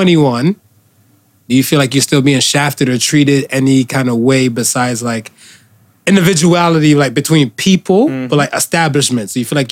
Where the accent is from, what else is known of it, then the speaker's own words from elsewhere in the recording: United States; I grew up in America. Right. I grew up in America, so I'm like Rue. I'm like, I'm used to Spanish.